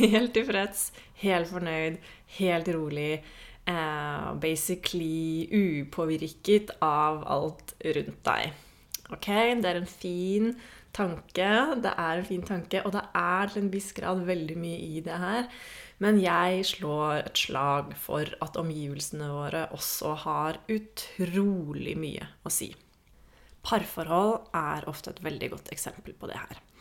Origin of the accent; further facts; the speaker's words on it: Norway; jeg er jo fra Norge